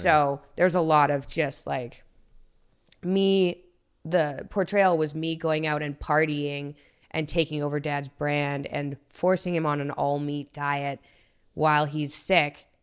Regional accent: Toronto, Ontario, Canada; also born or lived in Montreal, Canada / Boston, United States; at thirteen, I was in Toronto.

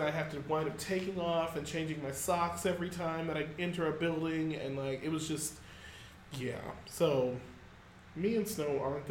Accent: Phoenix, Arizona, United States; Keep in mind, we're from Phoenix.

